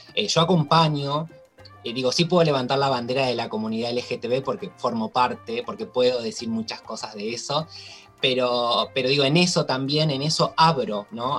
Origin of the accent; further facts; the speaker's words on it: Toay, La Pampa, Argentina; moved away; yo soy de La Pampa y eh, vengo de un pueblo, del pueblo de Olga Orozco, de un pueblito muy chiquito que se llama Toay